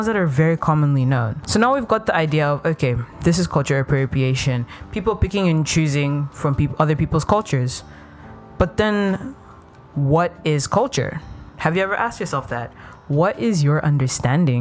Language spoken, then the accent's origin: English; Ethiopia; moved away; I grew up in Ethiopia.